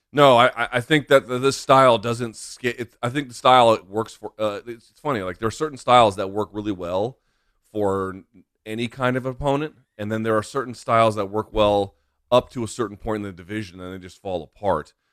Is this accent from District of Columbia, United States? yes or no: yes; Washington, District of Columbia, United States; here in the capital of Estados Unidos, Washington, D C, my hometown